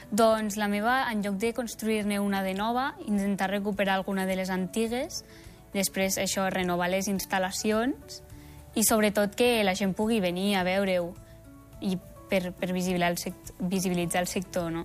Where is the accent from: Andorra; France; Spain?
Andorra; Canillo; jo sóc de Canillo